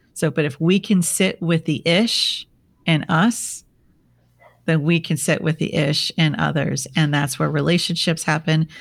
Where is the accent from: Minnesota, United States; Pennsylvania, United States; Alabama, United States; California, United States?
Minnesota, United States; now in San Diego, United States; I'm from Minnesota